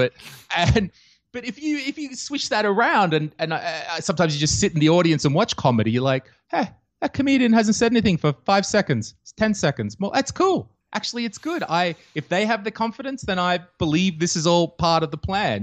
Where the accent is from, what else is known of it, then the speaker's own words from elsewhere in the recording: Australia; moved away as an adult; now in Estonia; I'm Australian and, uh, I grew up in Australia, but, uh, when I was about twenty-six, I decided to travel the world